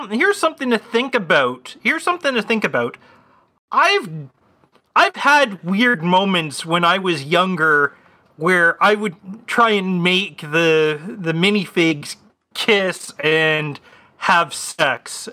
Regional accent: Canada; As a Canadian

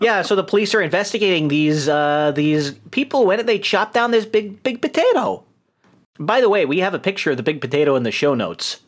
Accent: New York, United States; accent: New York; moved away

